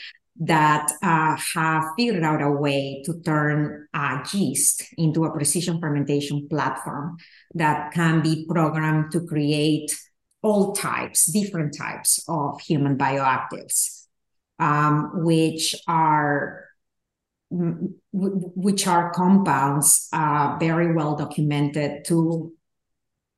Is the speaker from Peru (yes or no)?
yes; Peru; moved away; I grew up in Peru